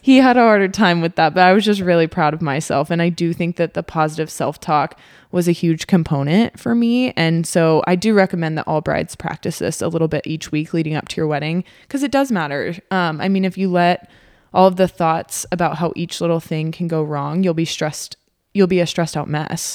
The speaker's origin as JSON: {"language": "English", "region": "Texas", "country": "United States", "moved": "yes", "lives_now": "Omaha, United States", "said": "I am from Texas"}